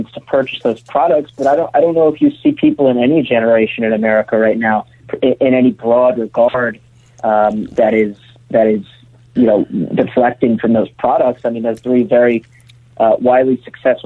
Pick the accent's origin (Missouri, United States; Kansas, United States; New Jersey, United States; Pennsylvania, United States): Pennsylvania, United States; outside Philadelphia; also born or lived in Pittsburgh; I'm from outside Philadelphia.